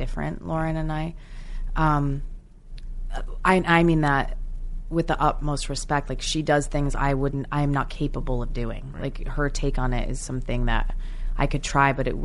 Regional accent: New Jersey, United States; accent: slight British accent; growing up in New Jersey, being obsessed with musical theater, I kind of had a slight British accent

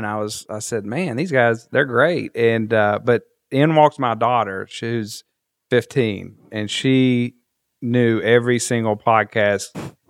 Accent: the South, United States; accent: southern; now in West Virginia, United States; it was my southern draw

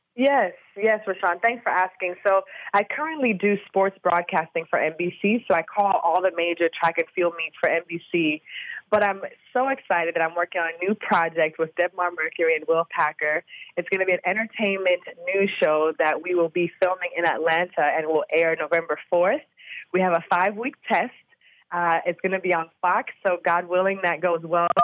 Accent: Jamaica; moved away as an adult; now in Austin, United States; I'm from Jamaica

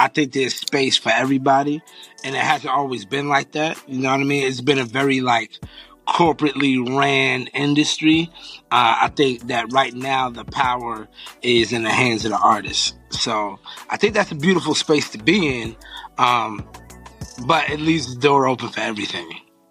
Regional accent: Philadelphia, Pennsylvania, United States; also born or lived in Long Island, New York; Moved to Philly when I was young, yeah.

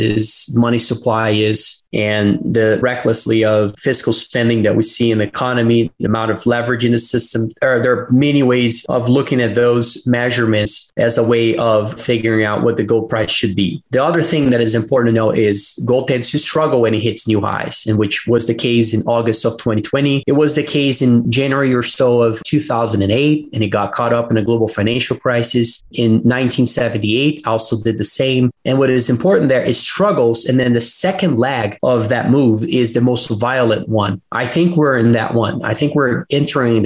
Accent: Brazil; I'm from Brazil

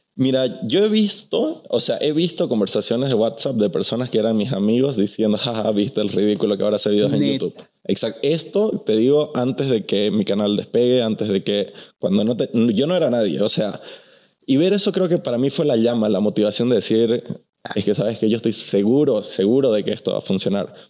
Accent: Bolivia; also born or lived in Mexico City; now in Los Angeles, United States; yo soy de Bolivia, estoy en la Ciudad de México, vivo en Los Ángeles

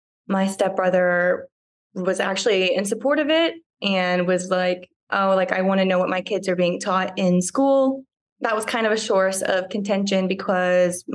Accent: Huntsville, Alabama, United States; moved away as an adult; now in Atlanta, United States; I was raised in Alabama by a pretty Republican family

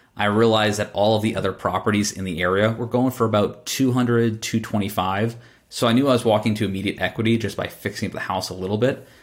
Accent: Boston, Massachusetts, United States; when I was born in Boston

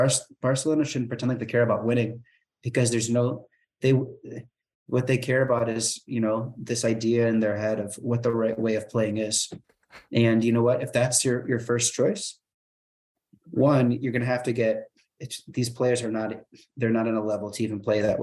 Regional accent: Chicago, Illinois, United States; I'm from Chicago

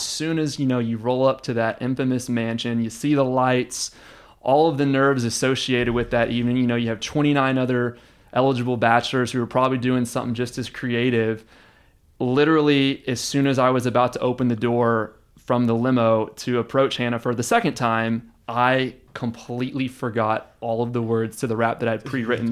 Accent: Houston, Texas, United States; also born or lived in Austin, Texas; I was born and raised in Houston, but, uh, I've spent six years in Austin, and, uh, I consider this to be home

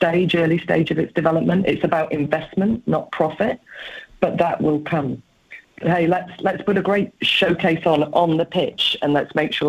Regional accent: England, United Kingdom; I am an English woman

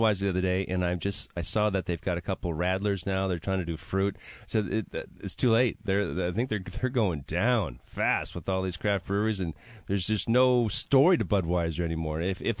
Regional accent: Milwaukee, Wisconsin, United States; I'm from Milwaukee, Wisconsin

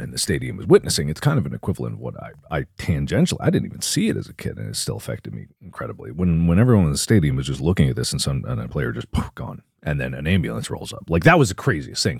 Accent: Cincinnati, Ohio, United States; Bengals, my hometown.

